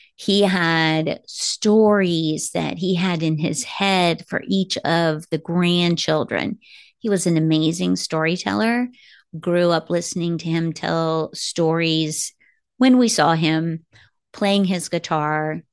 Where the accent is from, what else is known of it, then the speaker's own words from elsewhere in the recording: Kansas City, United States; moved away as an adult; now in Arizona, United States; I am from Kansas City